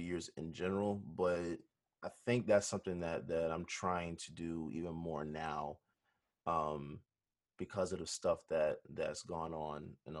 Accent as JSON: {"language": "English", "country": "United States", "tie": "born or raised there", "said": "I grew up in America as a Black man"}